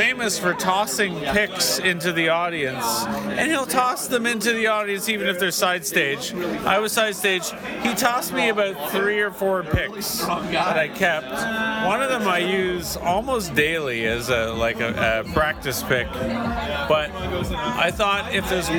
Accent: Toronto, Ontario, Canada; I'm a tourist from Toronto, Ontario.

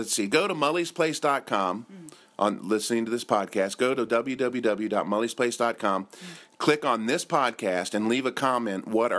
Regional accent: Cincinnati, Ohio, United States; moved away as an adult; now in Japan; I'm from Cincinnati

